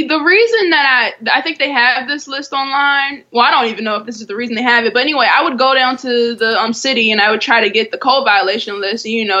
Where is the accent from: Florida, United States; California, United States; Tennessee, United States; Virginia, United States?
Virginia, United States; Richmond; as you said. I'm from Richmond, Virginia.